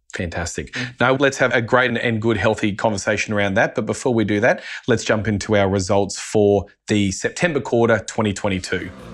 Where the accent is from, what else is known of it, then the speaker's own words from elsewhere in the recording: Australia; as an Australian